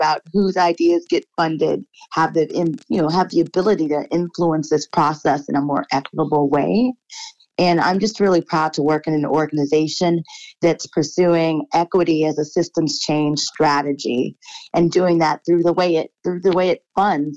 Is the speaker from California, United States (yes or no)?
no; Beach Park, Illinois, United States; I grew up in a town, it's a village, it's called Beach Park, Illinois